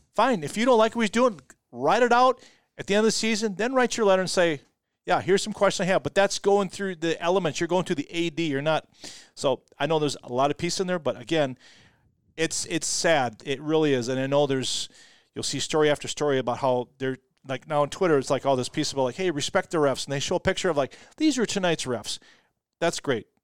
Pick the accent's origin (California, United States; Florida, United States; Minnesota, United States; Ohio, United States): Minnesota, United States; Rochester; growing up in Rochester, I was on the North End kids